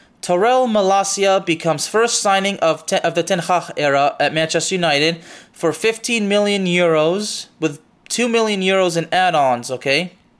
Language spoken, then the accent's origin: English; Lyon, Auvergne-Rhône-Alpes, France; I mean, I'm actually from Lyon, and honestly, I'm not too upset about this